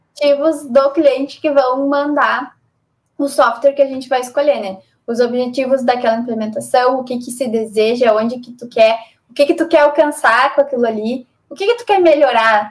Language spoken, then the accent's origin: Portuguese; Brazil; a gente é brasileiro